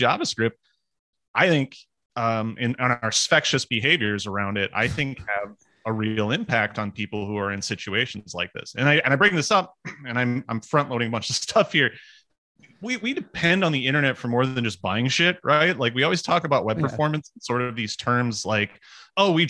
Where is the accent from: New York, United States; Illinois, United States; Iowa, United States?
Iowa, United States; now in Minnesota, United States; I'm from Iowa